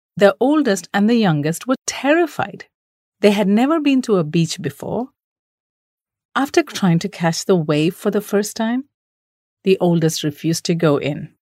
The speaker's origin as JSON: {"language": "English", "country": "India", "said": "we Indian parents"}